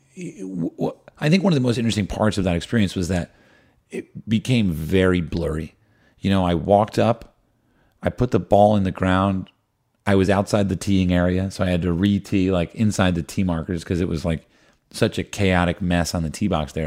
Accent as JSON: {"language": "English", "region": "New Jersey", "country": "United States", "tie": "born or raised there", "said": "I grew up in New Jersey"}